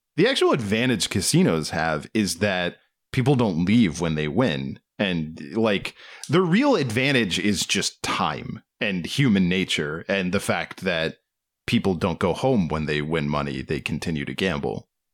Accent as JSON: {"language": "English", "town": "Waldorf", "region": "Maryland", "country": "United States", "tie": "born or raised there", "said": "my hometown"}